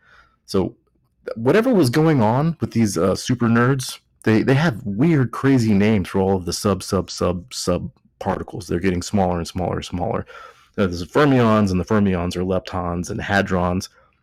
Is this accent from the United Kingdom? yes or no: no; Texas, United States; accent: Texas; Four beers deep here with my Texas accent.